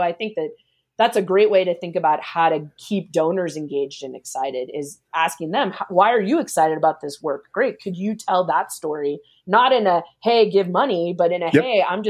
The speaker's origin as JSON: {"language": "English", "country": "Philippines", "said": "I get your mission. I'm Filipino. I care about it."}